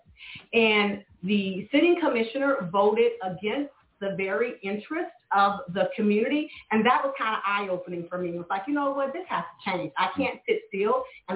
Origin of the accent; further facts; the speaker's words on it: Panama City, Florida, United States; moved away as an adult; we grew up here in Ward 2. We had the MLK Rec Center where many of us grew up